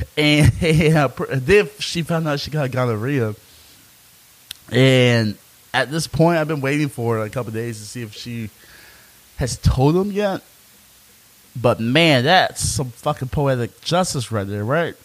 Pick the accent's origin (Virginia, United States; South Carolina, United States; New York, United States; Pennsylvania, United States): South Carolina, United States; being a black man growing up in South Carolina